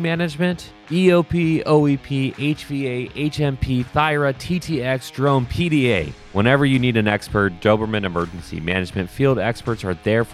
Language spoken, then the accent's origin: English; outside of Philadelphia, Pennsylvania, United States; I was born outside of Philadelphia. My father's from Philadelphia